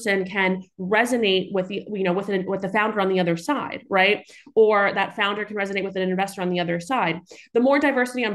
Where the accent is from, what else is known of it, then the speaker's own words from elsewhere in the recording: New York City, New York, United States; I grew up in Staten Island, New York.